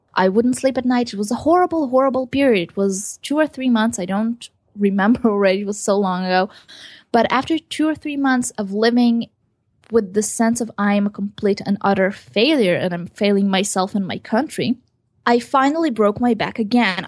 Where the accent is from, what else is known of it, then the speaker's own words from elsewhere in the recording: Israel; also born or lived in Ukraine; I was born in Ukraine and I came to Israel when I was seven years old